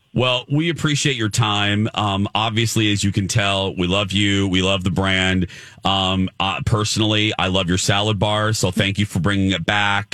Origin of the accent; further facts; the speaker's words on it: Indianapolis, Indiana, United States; Indianapolis, my hometown.